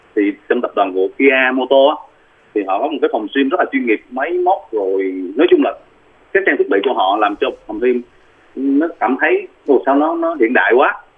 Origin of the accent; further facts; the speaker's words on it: Vietnam; moved away as an adult; also born or lived in South Korea; quê hương mình ở Việt Nam